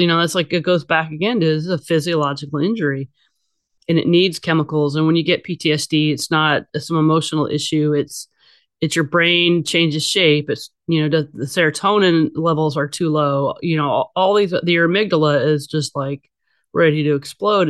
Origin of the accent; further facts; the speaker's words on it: Bay Area, California, United States; also born or lived in Los Angeles; I was born and raised in the Bay Area